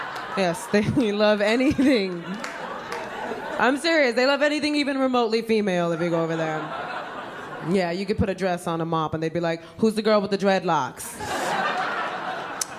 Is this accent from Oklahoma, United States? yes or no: no; New York City, New York, United States; native New Yorker. I know some of you are visiting. Thank you. Thank you. I am born and raised in the Bronx, New York